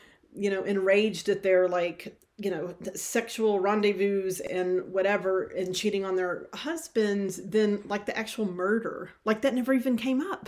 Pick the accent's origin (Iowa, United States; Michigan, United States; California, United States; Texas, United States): Texas, United States; Longview; Longview, where I'm from, you know, we're 2 hours from Dallas. We're an hour from Shreveport, and there's like 100,000 people there now. When I was growing up, it was more like 50,000.